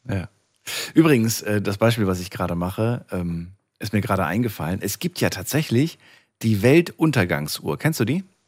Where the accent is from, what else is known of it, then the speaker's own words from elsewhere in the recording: Frankfurt, Hesse, Germany; Ich bin ja groß geworden in Frankfurt